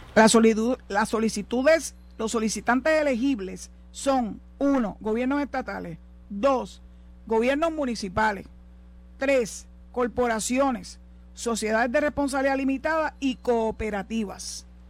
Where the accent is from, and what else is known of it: Puerto Rico